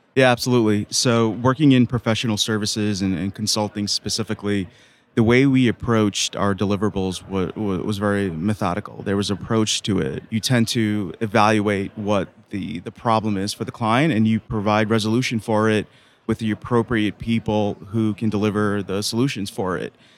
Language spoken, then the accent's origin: English; New York City, New York, United States; Son of two immigrant parents growing up in Queens, New York